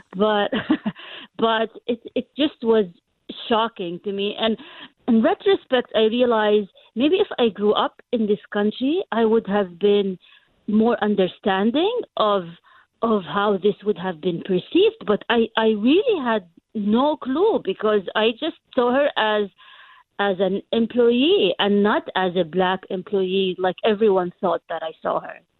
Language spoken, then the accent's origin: English; Jordan; first language Arabic; English is a second language; moved away as an adult; also born or lived in London, United Kingdom; now in United States; I was, uh, born and raised in Jordan